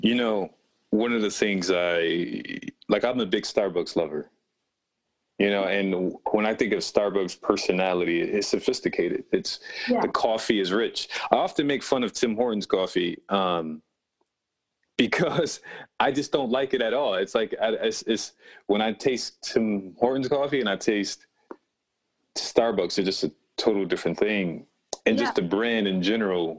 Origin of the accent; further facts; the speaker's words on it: Rochester, New York, United States; the Rochester, New York area, my hometown